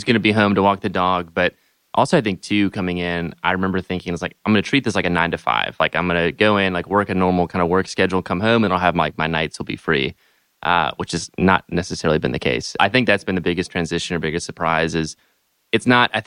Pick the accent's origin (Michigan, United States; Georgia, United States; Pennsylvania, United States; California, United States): Georgia, United States; Atlanta; I'm from Atlanta, Georgia. Originally